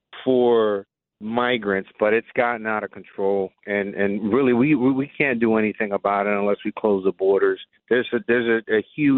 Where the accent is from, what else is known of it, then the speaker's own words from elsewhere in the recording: New York City, New York, United States; moved away as an adult; also born or lived in Florida; now in Westchester, United States; I grew up in Brooklyn. I moved out a while back when I joined the service.